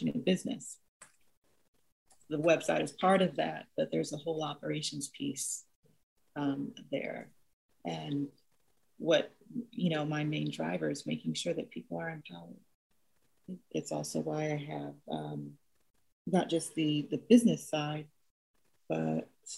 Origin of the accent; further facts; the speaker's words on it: Nigeria; moved away; the communal environment that I grew up in Nigeria